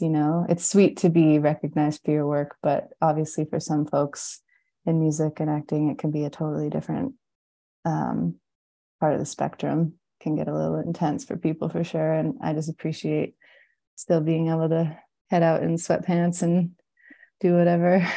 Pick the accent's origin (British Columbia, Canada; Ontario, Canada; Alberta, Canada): British Columbia, Canada; I'm in my hometown and it's in the mountains in British Columbia.